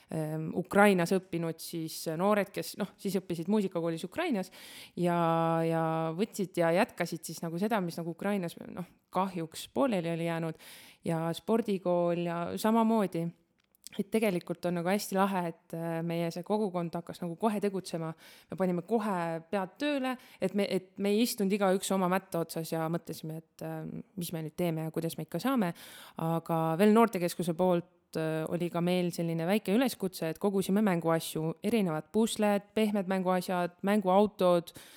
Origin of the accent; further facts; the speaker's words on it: Estonia; me oleme eestlased, me elame Eestis